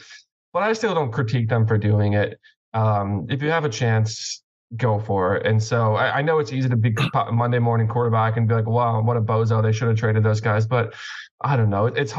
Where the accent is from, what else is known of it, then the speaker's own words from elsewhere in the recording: Boston, Massachusetts, United States; I'm from Boston, if you didn't know.